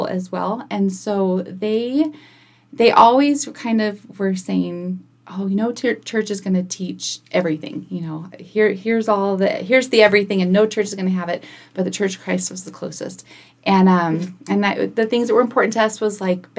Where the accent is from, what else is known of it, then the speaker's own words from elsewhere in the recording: Kingman, Arizona, United States; also born or lived in El Centro, California; now in Prescott, United States; I grew up in Kingman. Well, I was born in Southern California in El Centro